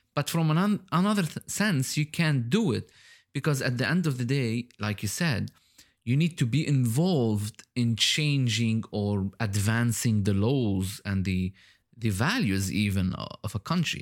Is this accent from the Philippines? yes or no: no; Lebanon; now in Dubai, United Arab Emirates; I was born in Lebanon. And now I live in Dubai, in the U